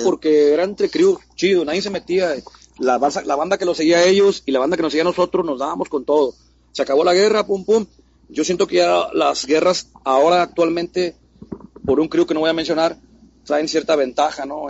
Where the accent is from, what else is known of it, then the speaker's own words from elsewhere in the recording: Mexico City, Mexico; also born or lived in San Luis Potosí; now in Monterrey, Mexico; soy chilango, nací, nací en Ciudad Luis Potosí, pero me crié en la Ciudad de México